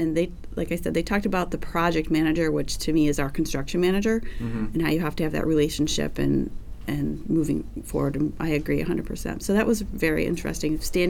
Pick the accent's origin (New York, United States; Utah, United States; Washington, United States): New York, United States; It's you know, we're from New York, so 3 hours difference.